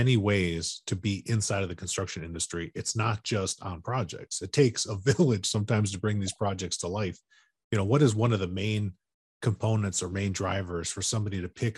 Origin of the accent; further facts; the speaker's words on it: Chicago, Illinois, United States; moved away as an adult; now in Sacramento area, United States; I grew up in Chicago, and after, you know, for almost 30 years, used to the weather and the elements